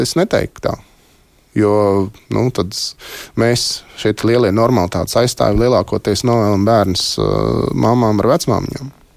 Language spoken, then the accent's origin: Latvian; Latvia; pēc tautības esmu latvietis, uh, mīlu savu dzimteni